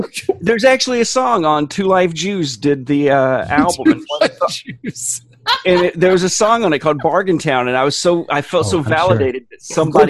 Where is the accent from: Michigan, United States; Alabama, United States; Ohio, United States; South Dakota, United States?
Alabama, United States; Blount County; born or raised there; moved away